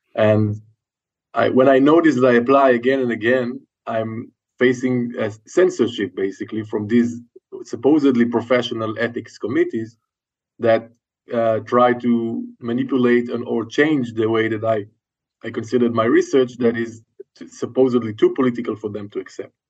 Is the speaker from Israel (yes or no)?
yes; Israel; a person growing up in Jewish Israeli society